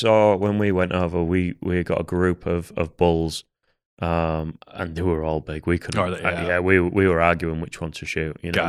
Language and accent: English; England, United Kingdom; I'm English.